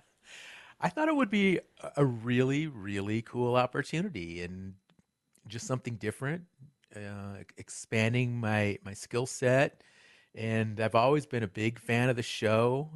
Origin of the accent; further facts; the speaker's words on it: Ann Arbor, Michigan, United States; moved away as an adult; also born or lived in Albuquerque, New Mexico / Lawrence, Kansas; now in Asheville, United States; I was actually raised, though, in the Midwest. Uh, spent most of my childhood in southeastern Michigan